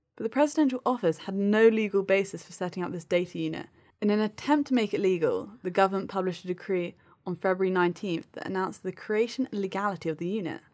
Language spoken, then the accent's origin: English; United Kingdom; I, as a Brit